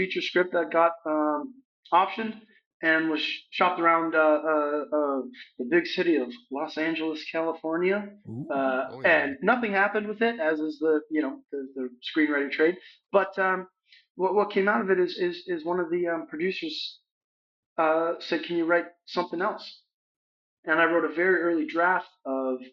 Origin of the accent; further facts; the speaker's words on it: London, Ontario, Canada; my hometown of London, Ontario, Canada.